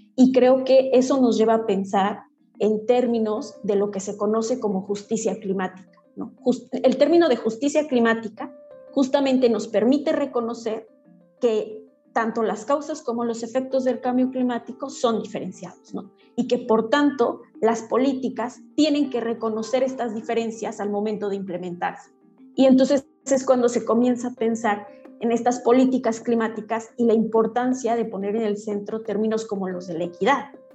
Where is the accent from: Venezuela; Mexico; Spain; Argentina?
Mexico; San Sebastián Tecomaxtlahuaca, Oaxaca; yo soy mixteca, originaria de San Sebastián, Tecomaxlahuaca, Oaxaca